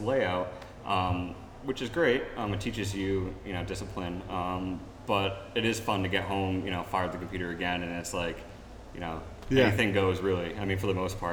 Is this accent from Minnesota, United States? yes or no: no; Colchester, Connecticut, United States; I'm originally from Colchester